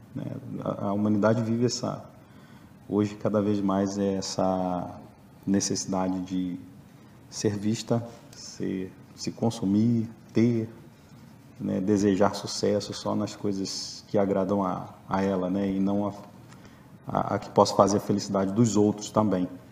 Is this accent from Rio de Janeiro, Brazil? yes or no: yes; Rio de Janeiro, Brazil; also born or lived in Belo Horizonte / Patos de Minas; now in Viçosa, Brazil; sou do Rio, já moro aqui desde 94